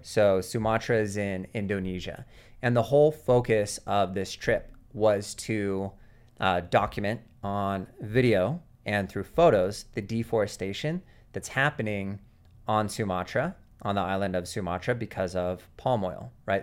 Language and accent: English; Seattle, Washington, United States; moved away; I grew up in Seattle, Washington